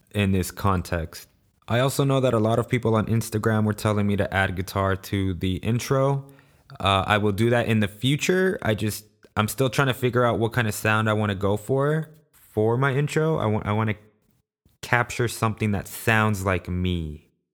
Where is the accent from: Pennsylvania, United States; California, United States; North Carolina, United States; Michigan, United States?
California, United States; Los Angeles; I was born and raised in South Central Los Angeles, also known as the ghetto.